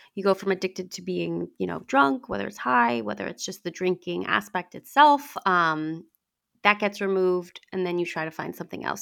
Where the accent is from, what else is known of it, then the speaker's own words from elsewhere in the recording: Long Island, New York, United States; I'm from Long Island